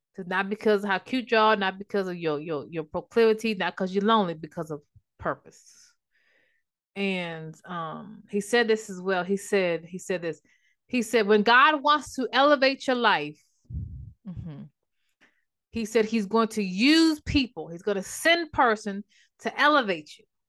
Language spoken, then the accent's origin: English; Maryland, United States; moved away as an adult; now in North Carolina, United States; I'm originally from Maryland